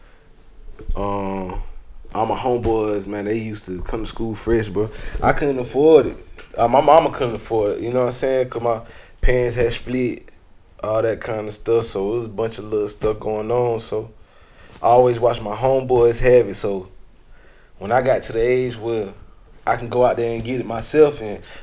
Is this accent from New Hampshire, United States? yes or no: no; Columbia, South Carolina, United States; I'm from Columbia, South Carolina. Northeast side